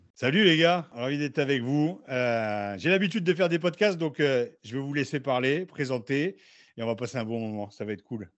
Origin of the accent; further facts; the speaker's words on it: Beauvais, Hauts-de-France, France; moved away as an adult; also born or lived in Noyers-Saint-Martin / Paris; j'ai grandi à Beauvais et je suis arrivé à Paris à 18 ans